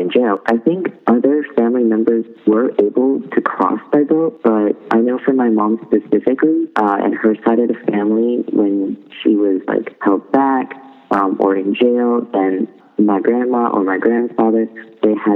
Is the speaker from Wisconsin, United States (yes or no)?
no; Sacramento, California, United States; born or raised there; also born or lived in Folsom, California